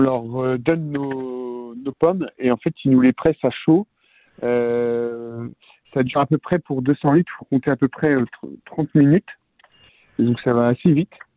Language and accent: French; Rennes, Brittany, France; je suis de Bretagne. Euh, de Rennes exactement, à côté de Rennes, dans la campagne